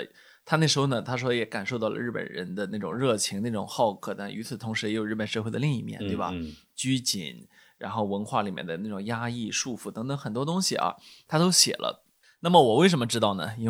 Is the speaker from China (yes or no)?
yes; China; 呃，当然是我觉得是属于中呃我们中国人非常熟悉的一位呃美国学者了啊